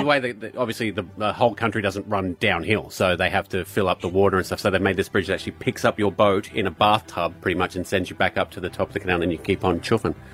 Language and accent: English; United Kingdom; now in Australia; I was born in Britain